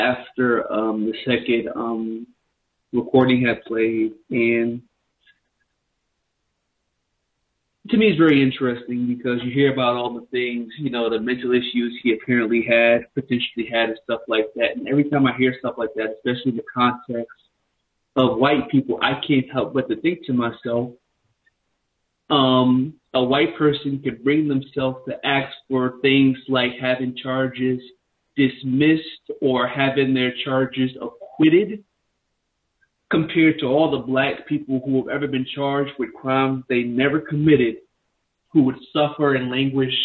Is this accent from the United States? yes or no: yes; New York City, New York, United States; I grew up in New York City myself